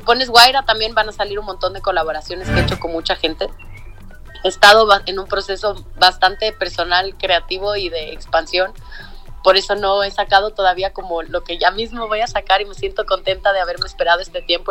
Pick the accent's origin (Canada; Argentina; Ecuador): Ecuador; now in Mexico City, Mexico; soy ecuatoriana, nacida y crecida allá